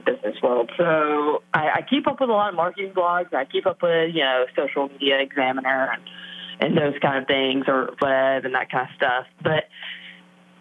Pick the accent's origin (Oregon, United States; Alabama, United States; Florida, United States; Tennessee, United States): Alabama, United States; now in Brentwood, United States; I grew up in Alabama in a very, very small town and grew up in a very small church